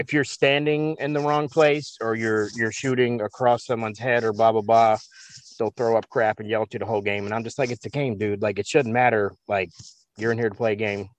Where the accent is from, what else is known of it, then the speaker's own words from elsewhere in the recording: Baltimore, Maryland, United States; I grew up in Baltimore